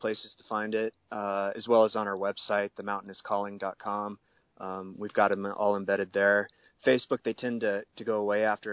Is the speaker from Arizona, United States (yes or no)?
yes; White Mountains, Arizona, United States; I'm originally from Arizona. I've lived here my entire life. I actually grew up in the White Mountains